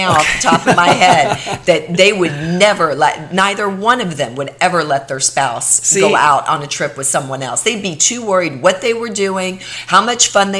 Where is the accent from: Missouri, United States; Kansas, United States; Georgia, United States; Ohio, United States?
Ohio, United States; I grew up in Ohio.